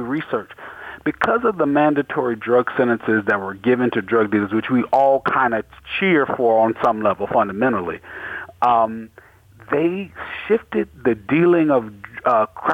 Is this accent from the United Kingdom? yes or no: no; the South, United States; I grew up in the South. I grew up in a pretty much poor black town, or middle working class black town in the South.